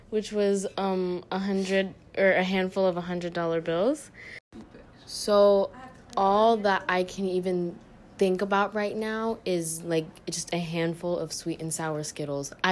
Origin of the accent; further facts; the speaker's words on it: Nashville, Tennessee, United States; I'm from Nashville, Tennessee.